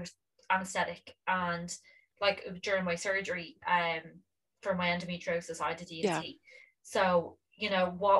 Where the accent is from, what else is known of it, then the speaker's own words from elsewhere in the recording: Ireland; as Irish people